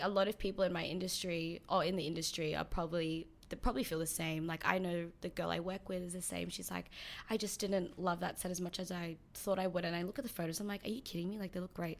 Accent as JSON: {"language": "English", "town": "Sydney", "region": "New South Wales", "country": "Australia", "tie": "born or raised there", "also_born_or_lived": "New Zealand", "said": "I moved here when I was seven."}